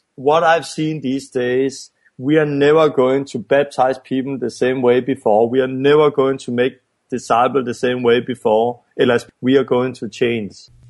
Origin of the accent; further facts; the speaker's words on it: Denmark; I'm from Denmark and, and it's a Western country